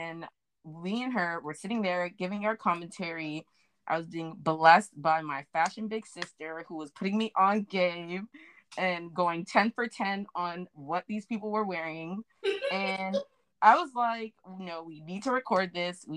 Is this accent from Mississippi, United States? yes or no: no; South Florida, United States; I'm from South Florida.